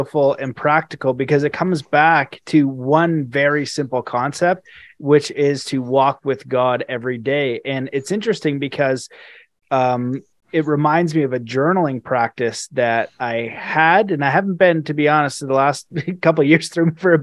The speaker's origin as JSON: {"language": "English", "country": "Canada", "said": "I'm Canadian"}